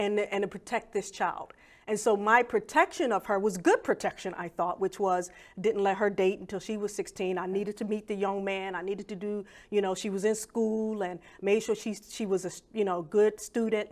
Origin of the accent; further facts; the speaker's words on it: Philadelphia, Pennsylvania, United States; I grew up in Wilson Park Projects in Philadelphia